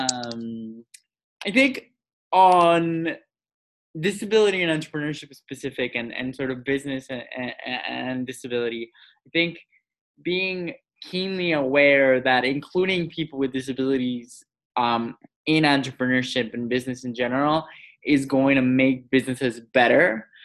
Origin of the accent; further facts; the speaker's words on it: Mexico; I grew up in Mexico